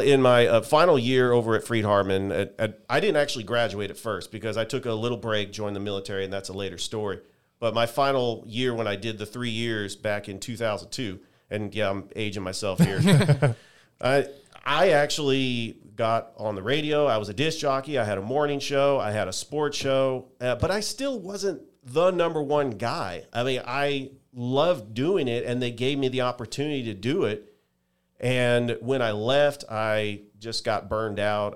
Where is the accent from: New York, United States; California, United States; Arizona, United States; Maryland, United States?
California, United States; San Francisco Bay Area; moved away; I'm from the San Francisco Bay Area